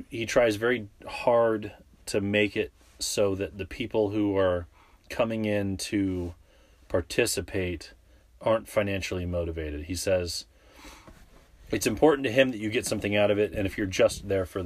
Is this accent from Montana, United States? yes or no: no; San Diego, California, United States; was in San Diego, my hometown